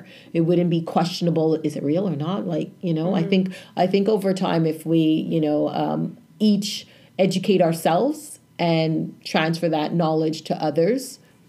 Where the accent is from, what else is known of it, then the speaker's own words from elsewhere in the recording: Canada; So as a child of immigrants that came to Canada, I thank them that I came to Canada. Mind you, we still have our U.S. Citizenship too, but I don't. I always say I'm Canadian.